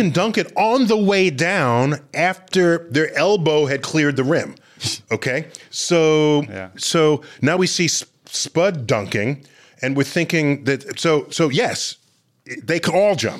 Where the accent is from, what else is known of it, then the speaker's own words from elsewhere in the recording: New York City, New York, United States; I grew up in the Bronx.